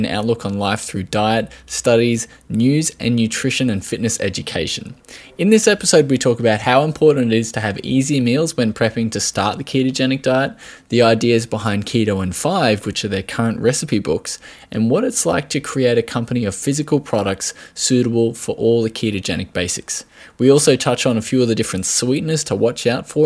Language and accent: English; Australia; accent: Australian